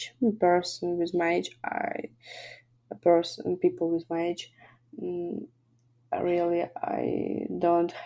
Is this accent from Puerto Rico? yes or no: no; Kharkiv, Kharkiv Oblast, Ukraine; I'm originally from Kharkiv